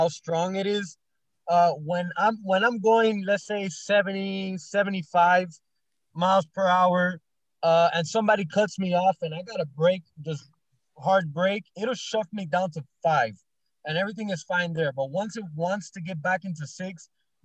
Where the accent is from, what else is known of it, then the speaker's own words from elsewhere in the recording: Florida, United States; I'm from Florida